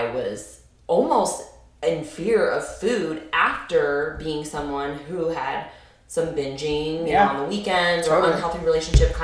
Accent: Springfield, Illinois, United States; I grew up in Springfield, Illinois

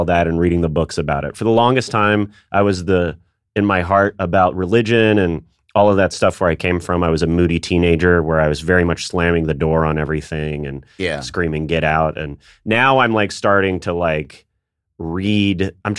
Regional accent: Nashville, Tennessee, United States; I'm from Nashville, Tennessee.

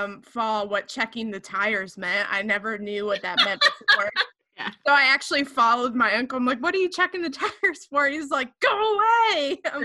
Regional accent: Rio, Illinois, United States; I was born and raised in Rio, Illinois. Other people might say it's Rio or R10, and it's a very small farming community that 99% of the world probably never heard of.

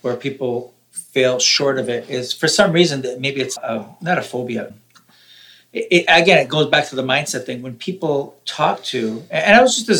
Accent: Canada; born there; also born or lived in Italy; I was born in Canada.

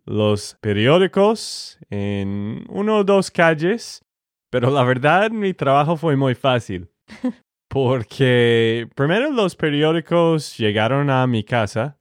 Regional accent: Texas, United States; de Texas, Estados Unidos

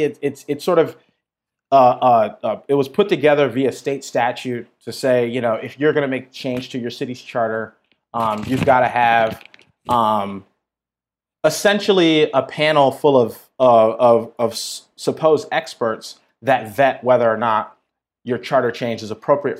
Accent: Minneapolis, Minnesota, United States; So I grew up, born and raised in North Minneapolis, which, if folks don't have context, that's sort of like the black neighborhood of Minneapolis.

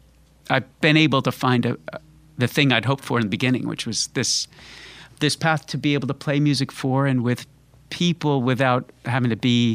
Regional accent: Florida, United States; also born or lived in Connecticut; Well, I kind of grew up in Connecticut and then Florida, and found music and all that once I moved to Florida.

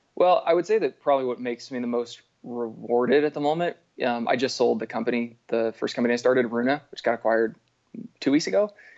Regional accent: Berkeley, California, United States; now in Bellingham, United States; I grew up outside of Berkeley, California

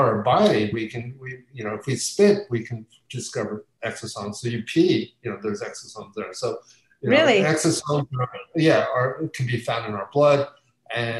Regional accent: near Philadelphia, Pennsylvania, United States; I grew up in near Philadelphia

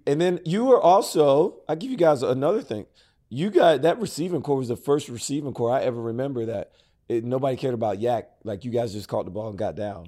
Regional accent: Prattville, Alabama, United States; Growing up in Prattville, Alabama, nobody that looked like me had ever made it to the N F L.

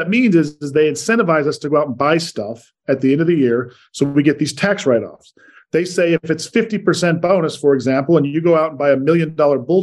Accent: Salt Lake City, Utah, United States; moved away as an adult; also born or lived in New York / Richmond, Virginia; Born and raised in Salt Lake, moved to the East Coast for about 13 years in New York and Richmond, Virginia, and then headed back out west here to Salt Lake for the last seven

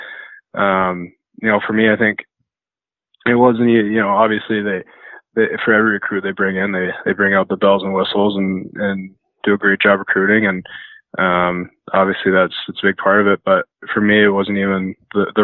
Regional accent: 20 minutes from Chilliwack, British Columbia, Canada; moved away as an adult; now in North Dakota, United States; I went into Chilliwack and had a tryout and, was lucky enough to make the team there, and which is 20 minutes away from my hometown

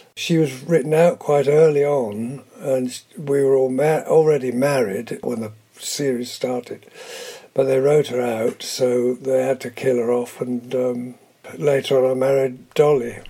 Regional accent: Cambridgeshire, East of England, United Kingdom; also born or lived in London; I was born in London and brought up in Cambridgeshire during the war

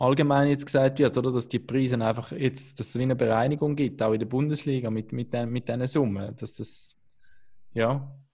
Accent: Switzerland; als Schweizer

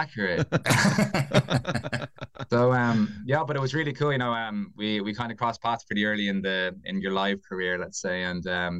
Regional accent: Dublin, Leinster, Ireland; now in Kilkenny, Ireland; I am a blow-in. I'm a dub.

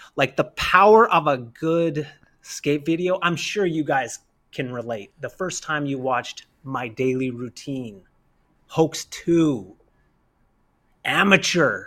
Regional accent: Kamloops, British Columbia, Canada; I'm not from New York. I'm from Kamloops

